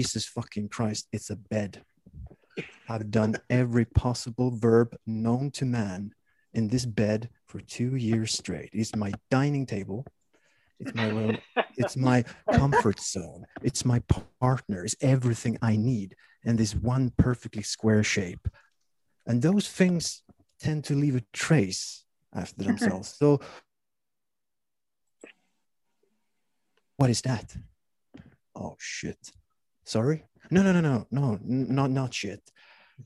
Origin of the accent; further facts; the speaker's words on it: Sweden; also born or lived in Stockholm / Kalmar; I'm from Sweden